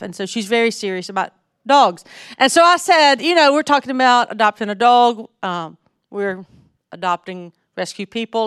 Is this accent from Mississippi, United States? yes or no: yes; North Mississippi, United States; accent: southern; now in Jackson, United States; I grew up in North Mississippi